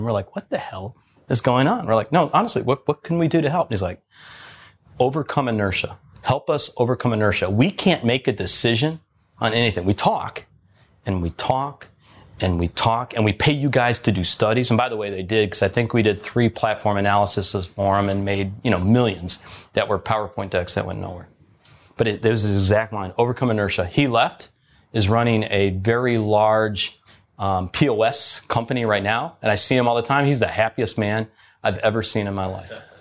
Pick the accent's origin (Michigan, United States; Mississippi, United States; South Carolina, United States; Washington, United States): Michigan, United States; Detroit; I grew up in Detroit